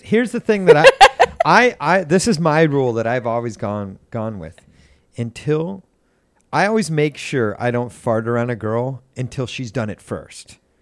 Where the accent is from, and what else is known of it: Lake Forest, Illinois, United States; born or raised there; moved away